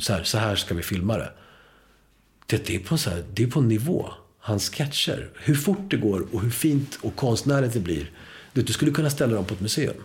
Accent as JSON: {"language": "Swedish", "country": "Sweden", "tie": "born or raised there", "first_language": "Spanish", "second_language": "Swedish", "said": "spanska skulle vara mitt modersmål fast jag började skolan här"}